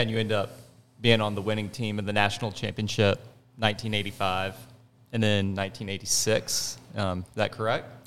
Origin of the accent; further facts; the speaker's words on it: Jacksonville, Florida, United States; growing up in Jacksonville